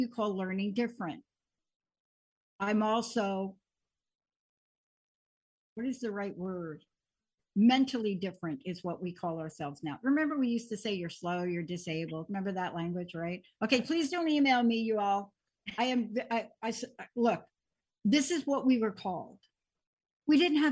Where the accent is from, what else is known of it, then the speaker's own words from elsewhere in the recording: New York, United States; I grew up, I'm a kid from New York. I grew up in the projects